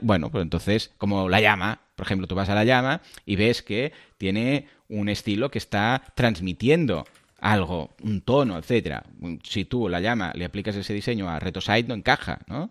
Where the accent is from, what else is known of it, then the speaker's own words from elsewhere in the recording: Catalonia, Spain; soy catalán